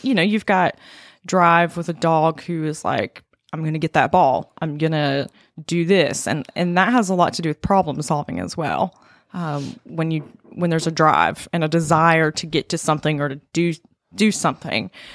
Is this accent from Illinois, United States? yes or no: no; North Carolina, United States; I was born and raised in North Carolina.